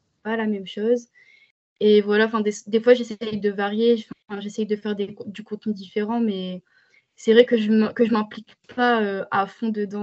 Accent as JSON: {"language": "French", "country": "France", "said": "en tant que française"}